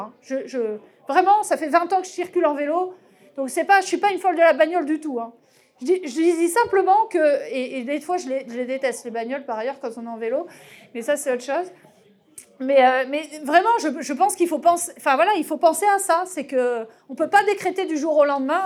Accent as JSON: {"language": "French", "country": "France", "said": "notre mode de consommation moyen en tant que Français"}